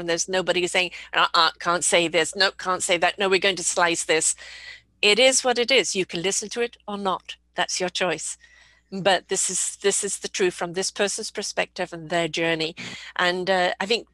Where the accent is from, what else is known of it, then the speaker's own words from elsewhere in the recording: England, United Kingdom; moved away; also born or lived in South Africa / United States; I was brought up in England, lived in South Africa, been here 42 years, but I've lived in the States as well.